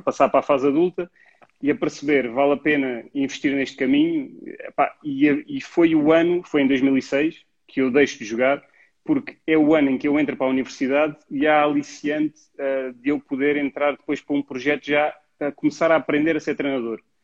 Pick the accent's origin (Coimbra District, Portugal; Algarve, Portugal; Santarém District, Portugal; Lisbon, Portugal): Lisbon, Portugal; also born or lived in Mértola, Alentejo; Eu venho do Alentejo, do Alentejo aos sete anos venho para Lisboa